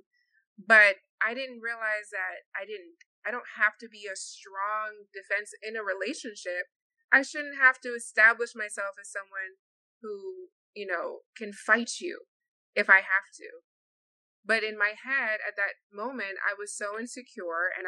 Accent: Jamaica; I'm Jamaican

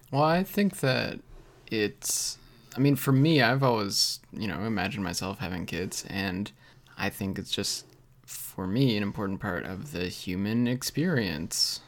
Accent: Canada

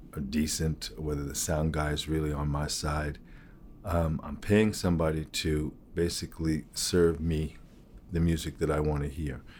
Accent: United States; being an American, African-American artist who, who played roots music

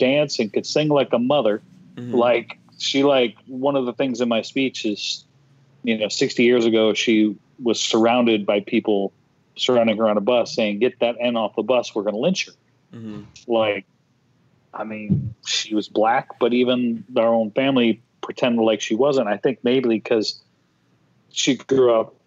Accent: Minneapolis, Minnesota, United States; grew up in South Minneapolis. For 33 years of my 40 years, I spent in the neighborhood

